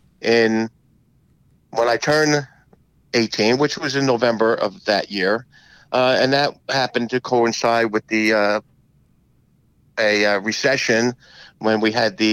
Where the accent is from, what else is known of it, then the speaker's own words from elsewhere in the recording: Rahway, New Jersey, United States; I grew up in Rahway.